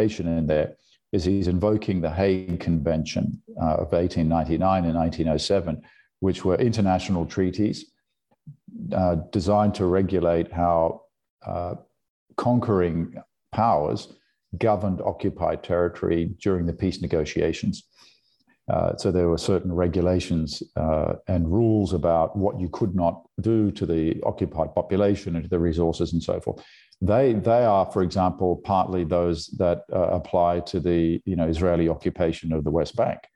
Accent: Brisbane, Queensland, Australia; accent: Australian; moved away as an adult; also born or lived in California; So there was a, you know, intense consciousness of German history in the household in suburban Brisbane.

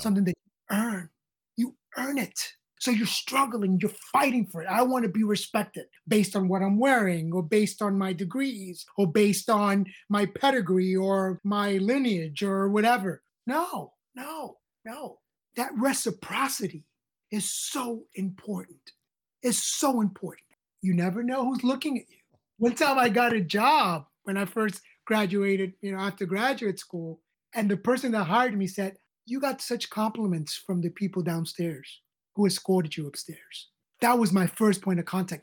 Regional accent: New York City, New York, United States; I grew up on the Lower East Side of New York

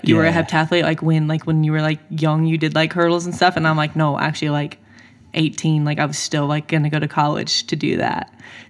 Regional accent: an hour south of Seattle, Washington, United States; also born or lived in Mississippi / Oregon; now in Florida, United States; I'm from just like an hour south of Seattle.

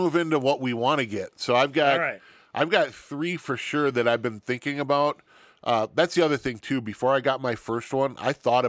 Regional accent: Wisconsin, United States; I'm from Wisconsin, born and raised, lived here my entire life. I am a Scotty or a Badger, or whatever you want to call it.

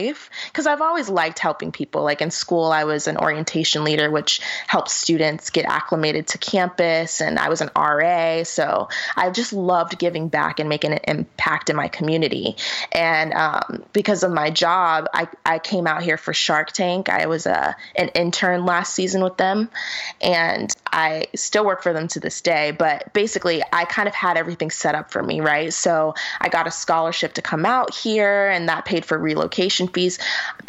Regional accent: Florida, United States; now in Los Angeles, United States; I'm from Florida

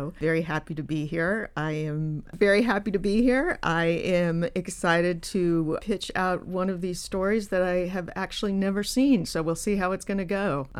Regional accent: Colorado, United States; but I'm from Colorado. And so when I was growing up, the NORAD Santa tracking wasn't a national thing. It was just a local thing.

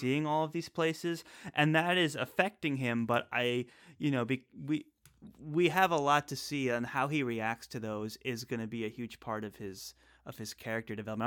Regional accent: Northeast, United States; moved away; also born or lived in the South (US); we're both from the Northeast originally, and now we're both currently um, residing in the South

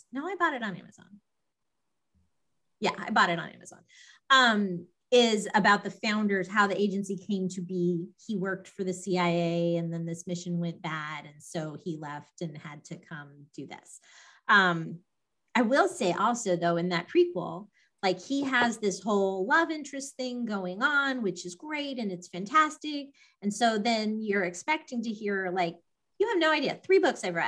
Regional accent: Los Alamos, New Mexico, United States; moved away; I grew up in Los Alamos. My dad worked at the laboratory

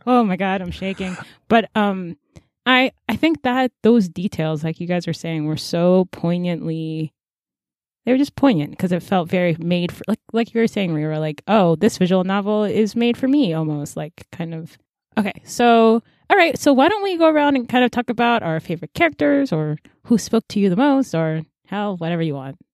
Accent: United States; I was born in America

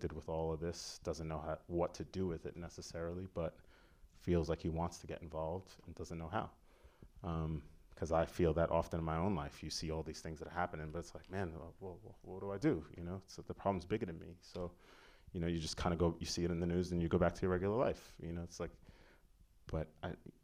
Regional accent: New York City, New York, United States; growing up, I grew up in Staten Island

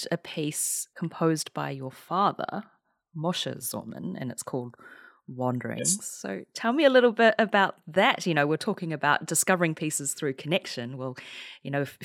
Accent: New Zealand; my home country of New Zealand

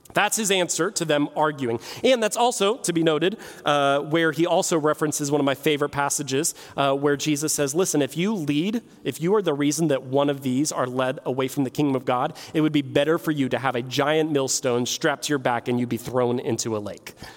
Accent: Martins Ferry, Ohio, United States; I grew up in Martins Ferry

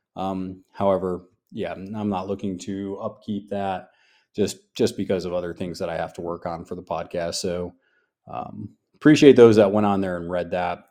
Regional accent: New York, United States; now in the South, United States; I'm from New York

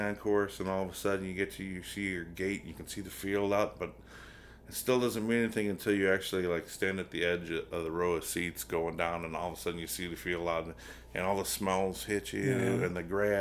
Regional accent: Chicago, Illinois, United States; I'm from Chicago

